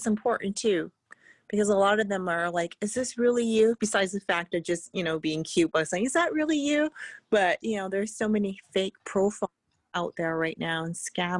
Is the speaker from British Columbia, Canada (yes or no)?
yes; small town outside Vancouver, British Columbia, Canada; I'm like from a really small town outside of I was born in Vancouver, but I grew up like I'm a farm girl.